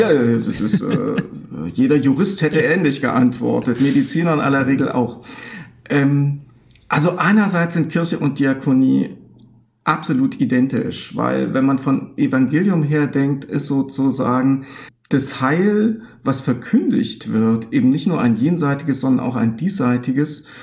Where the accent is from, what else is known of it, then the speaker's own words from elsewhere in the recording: eastern Germany, Germany; im Osten, wo ich herkomme